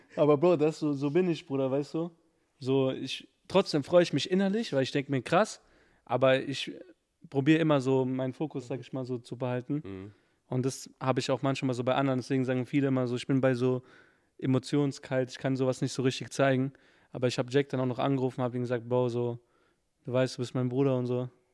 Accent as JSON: {"language": "German", "town": "Frankfurt", "region": "Hesse", "country": "Germany", "said": "ich bin Frankfurter"}